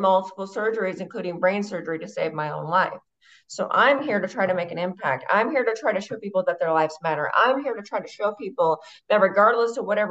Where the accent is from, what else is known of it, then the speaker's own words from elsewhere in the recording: Boise, Idaho, United States; So I'm from Boise, Idaho, born and raised